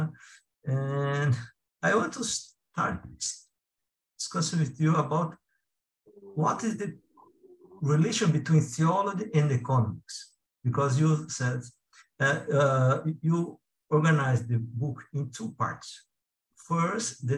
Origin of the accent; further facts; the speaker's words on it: South Korea; now in Brazil; I was born in South Korea, and since 1966, I have been living in Brazil